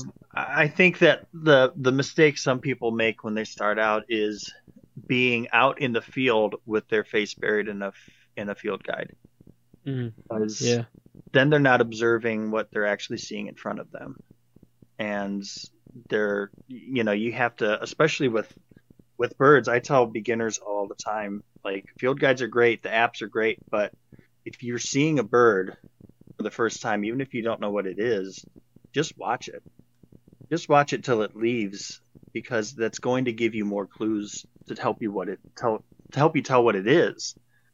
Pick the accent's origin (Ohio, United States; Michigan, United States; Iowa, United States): Ohio, United States; also born or lived in New York City; I grew up out here in Ohio, and I was always, like, kind of in nature growing up as a kid